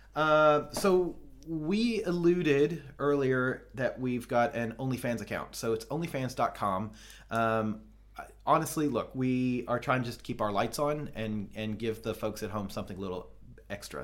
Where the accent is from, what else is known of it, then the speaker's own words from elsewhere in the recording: the South, United States; I'm from the South, and in the South, we have thangs, not things.